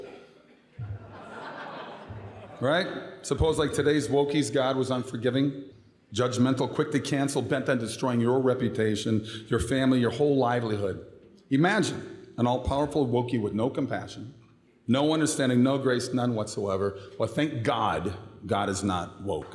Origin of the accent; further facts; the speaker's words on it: Minnesota, United States; moved away as an adult; now in Florida, United States; I was born and raised in Minnesota, still a Viking fan.